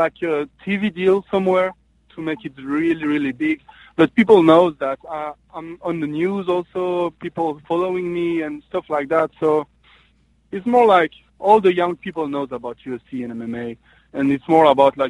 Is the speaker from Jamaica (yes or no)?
no; French-speaking Switzerland, Romandy, Switzerland; moved away; in Switzerland there is three parts. So the French part, the German part, and the Italian part, and I'm from the French part